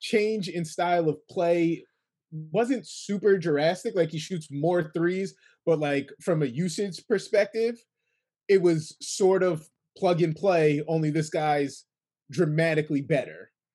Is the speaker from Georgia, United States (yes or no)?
no; Kingston, New York, United States; I'm from Kingston, New York.